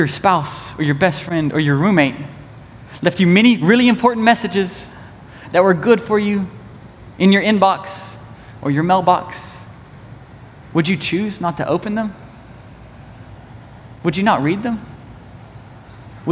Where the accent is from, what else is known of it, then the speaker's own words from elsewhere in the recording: East Tennessee, United States; I'm from East Tennessee